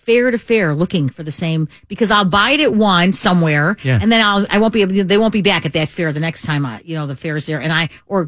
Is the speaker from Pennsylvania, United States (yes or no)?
no; Chicago, Illinois, United States; I grew up in Chicago